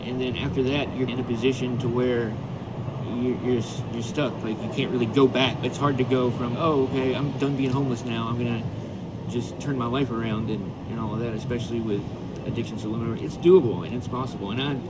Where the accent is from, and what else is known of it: Alabama, United States